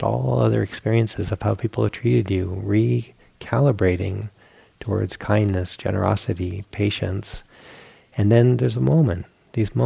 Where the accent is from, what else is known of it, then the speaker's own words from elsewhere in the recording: Rhode Island, United States; I grew up in Rhode Island